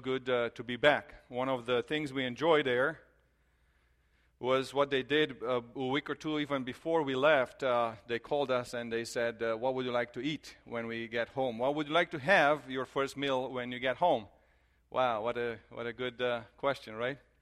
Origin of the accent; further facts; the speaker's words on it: Romania; moved away; we are from Romania, so we, I grew up there, and our family is there